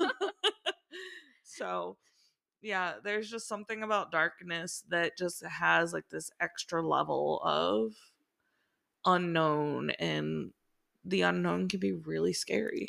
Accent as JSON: {"language": "English", "town": "Cincinnati", "region": "Ohio", "country": "United States", "tie": "born or raised there", "also_born_or_lived": "Miami, Florida / Daytona Beach, Florida / Northern Kentucky", "moved": "as an adult", "said": "grew up, born and raised in Cincinnati"}